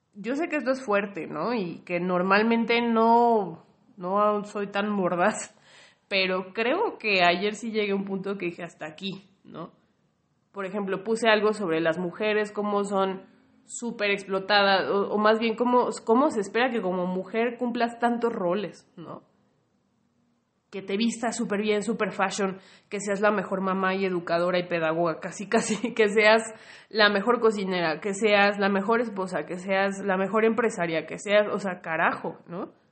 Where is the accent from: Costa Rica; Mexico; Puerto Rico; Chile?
Mexico; yo como mexicana, mexicane más bien